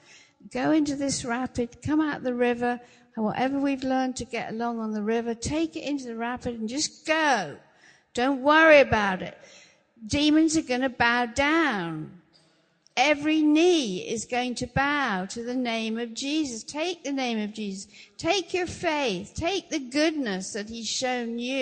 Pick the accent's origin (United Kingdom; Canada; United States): United Kingdom; England; We don't always, as English people, understand covenant. We don't. We don't really grow up with that.